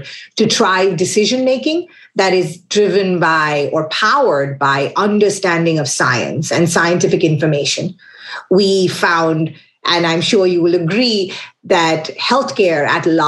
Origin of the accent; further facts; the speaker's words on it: Kolkata, West Bengal, India; now in Washington, D.C., United States; I'm originally from Calcutta. That's very material because that means I have traveled across many places to land up where I am today in Washington, D.C.